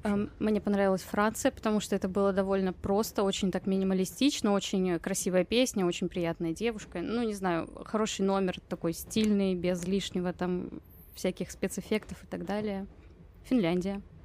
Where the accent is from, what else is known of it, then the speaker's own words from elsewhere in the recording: Russia; я из России, а не из Украины